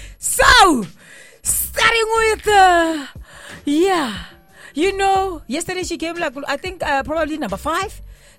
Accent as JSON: {"language": "English", "town": "Midrand", "region": "Gauteng", "country": "South Africa", "tie": "born or raised there", "also_born_or_lived": "Mpumalanga / North West", "said": "all the way from Mpumalanga Northwest. Born and raised in Midrand."}